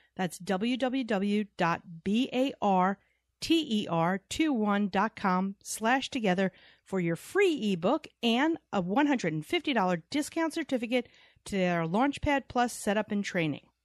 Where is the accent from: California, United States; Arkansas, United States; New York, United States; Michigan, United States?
New York, United States; we're from New York